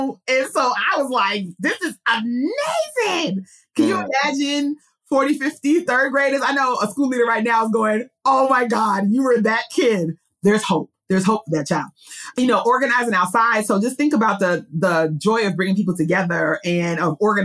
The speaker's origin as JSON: {"language": "English", "town": "New York City", "region": "New York", "country": "United States", "tie": "born or raised there", "also_born_or_lived": "Budapest, Hungary", "said": "I'm a Queens girl, born and raised in New York City"}